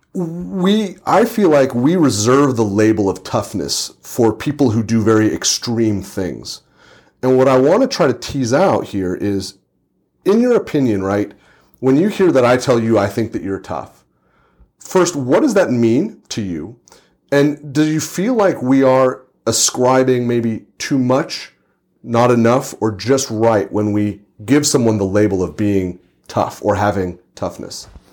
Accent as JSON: {"language": "English", "town": "Santa Rosa", "region": "California", "country": "United States", "tie": "born or raised there", "said": "I'm in my hometown, I'm in Santa Rosa, California"}